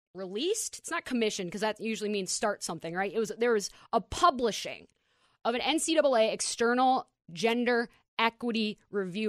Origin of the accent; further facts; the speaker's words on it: Minnesota, United States; I'm from Minnesota